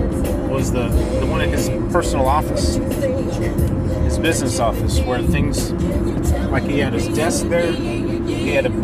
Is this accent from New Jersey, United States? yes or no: no; Texas, United States; We're from Texas. We drive slower in Texas.